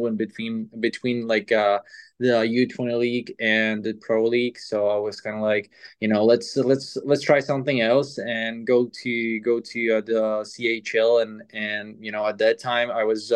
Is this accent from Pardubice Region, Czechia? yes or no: yes; Pardubice, Pardubice Region, Czechia; moved away as an adult; also born or lived in Třinec / Russia; my hometown, Pardubice.